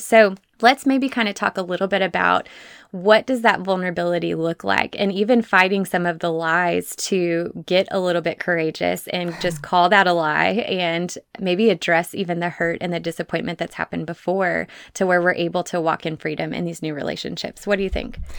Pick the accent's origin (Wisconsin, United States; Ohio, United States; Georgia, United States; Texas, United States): Texas, United States; my fellow Texan